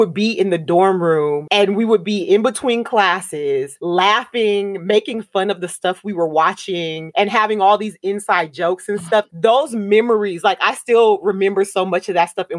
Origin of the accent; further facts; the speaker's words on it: Southern California, United States; moved away; also born or lived in Miami; I am Black American from Southern California